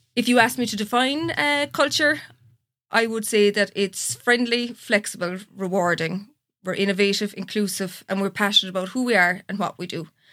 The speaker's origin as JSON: {"language": "English", "town": "Clondrohid", "region": "Munster", "country": "Ireland", "moved": "yes", "lives_now": "Skibbereen, Ireland", "said": "I'm originally from Clondrohyd, a little village outside Macroom"}